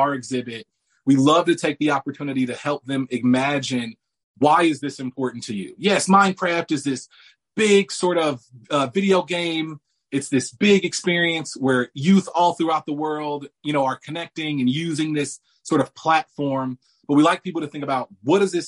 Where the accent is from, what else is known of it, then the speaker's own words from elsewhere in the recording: Indianapolis, Indiana, United States; I was born and raised here in Indianapolis, Indiana.